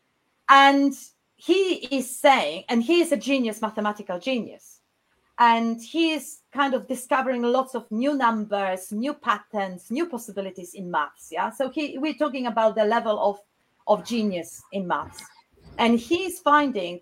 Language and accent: English; Poznań, Greater Poland, Poland; English is a second language; moved away as an adult; now in South England, United Kingdom; I was born in Poznań, a beautiful city in Poland, in West Poland